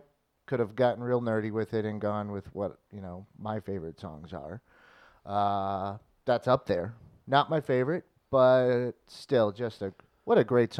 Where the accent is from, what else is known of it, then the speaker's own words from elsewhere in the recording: O'Fallon, Missouri, United States; O'Fallon, Missouri? Yeah. My hometown?